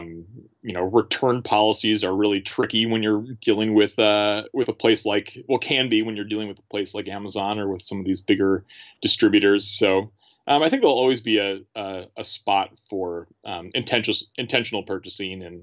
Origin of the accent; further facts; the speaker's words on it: Milwaukee, Wisconsin, United States; moved away as an adult; now in St. Paul, United States; I grew up in Milwaukee